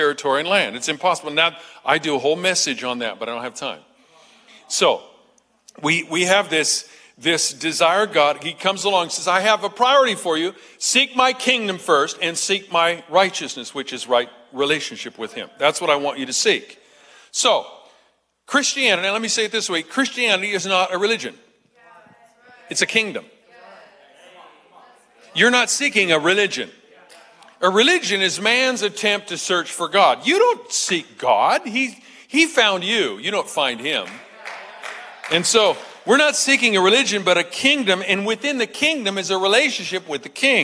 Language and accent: English; United States